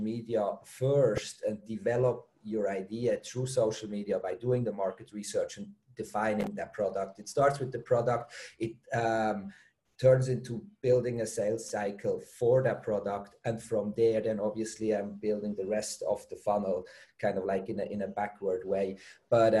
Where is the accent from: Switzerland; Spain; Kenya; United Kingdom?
Switzerland; moved away as an adult; also born or lived in Germany; now in Bali, Indonesia; I'm from Switzerland originally